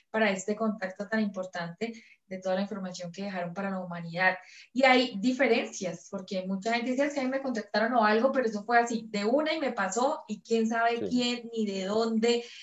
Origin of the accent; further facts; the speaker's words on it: Mexico; vengo de México, es que … estoy contactada por extraterrestres